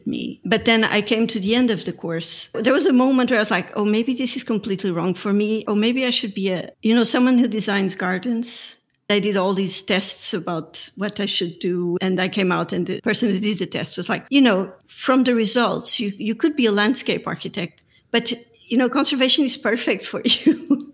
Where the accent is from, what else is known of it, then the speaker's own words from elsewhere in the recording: Lisbon, Portugal; I grew up in Lisbon. I'm Portuguese